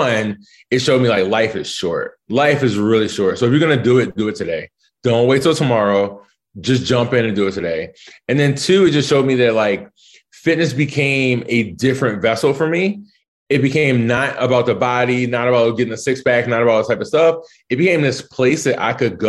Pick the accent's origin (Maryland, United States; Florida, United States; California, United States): Maryland, United States; Baltimore; moved away as an adult; also born or lived in Chapel Hill, North Carolina / Italy; now in Washington, DC, United States; I grew up in West Baltimore in the 80s.